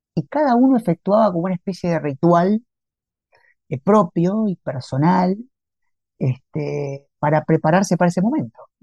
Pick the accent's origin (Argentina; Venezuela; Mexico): Argentina; Santa Fe; moved away as an adult; now in Campana, Argentina; Santa Fe, mi ciudad natal